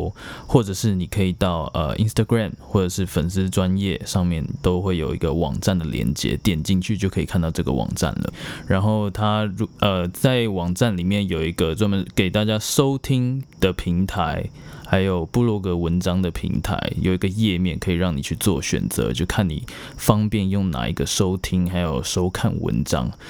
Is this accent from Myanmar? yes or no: yes; Myanmar; born there; 对啊，我是在缅甸出生的。